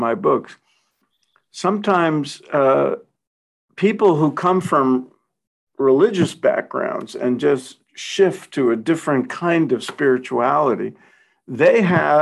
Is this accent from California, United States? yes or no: no; New York City, New York, United States; grew up in Brooklyn, like I did